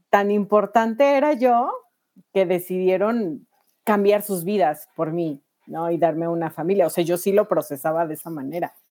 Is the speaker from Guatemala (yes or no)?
no; Mexico City, Mexico; soy de la Ciudad de México